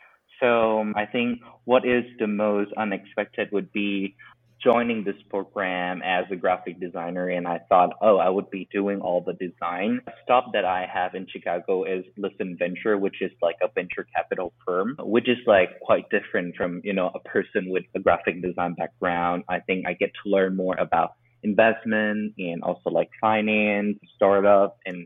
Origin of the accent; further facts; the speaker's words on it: Thailand; also born or lived in Milan; I was born and raised here in Thailand